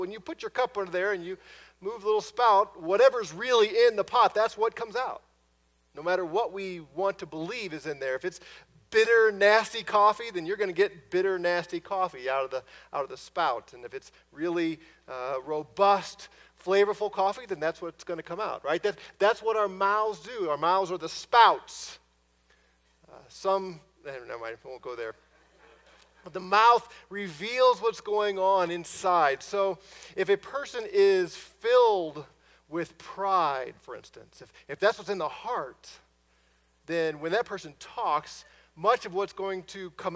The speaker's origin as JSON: {"language": "English", "area": "near Ferguson", "region": "Missouri", "country": "United States", "tie": "born or raised there", "moved": "yes", "said": "from an area not too far from my hometown in Ferguson, Missouri."}